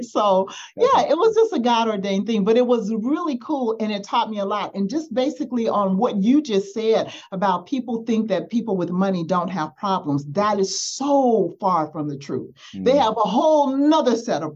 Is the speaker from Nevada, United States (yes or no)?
yes; Las Vegas, Nevada, United States; as a little girl, I grew up in Las Vegas